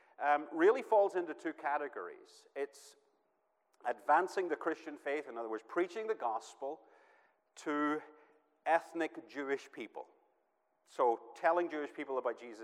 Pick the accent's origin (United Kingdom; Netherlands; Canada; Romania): United Kingdom; Northern Ireland; moved away as an adult; now in United States; my hometown in Northern Ireland